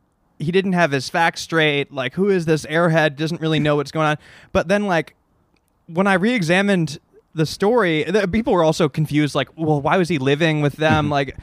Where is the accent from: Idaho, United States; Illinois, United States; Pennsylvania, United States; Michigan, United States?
Illinois, United States; Chicago; I'm from Chicago. I can relate.